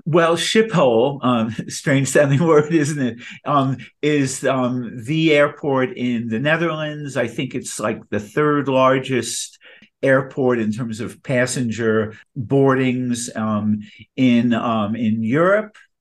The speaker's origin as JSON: {"language": "English", "region": "New York", "country": "United States", "said": "I'm a New Yorker"}